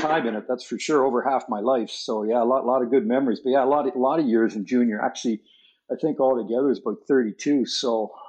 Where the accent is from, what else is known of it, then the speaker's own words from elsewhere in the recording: Lindsay, Ontario, Canada; also born or lived in Sudbury, Ontario; I grew up in Lindsay, Ontario, which is kind of the central part of Ontario